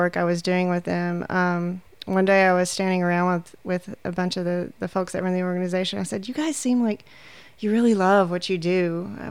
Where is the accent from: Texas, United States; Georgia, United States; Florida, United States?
Texas, United States; moved away as an adult; also born or lived in New York City; I am originally from Texas.